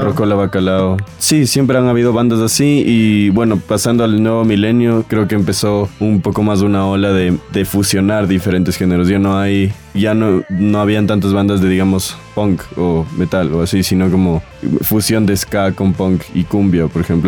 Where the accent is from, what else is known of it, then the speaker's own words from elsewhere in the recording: Quito, Pichincha, Ecuador; Nosotros somos una banda de Quito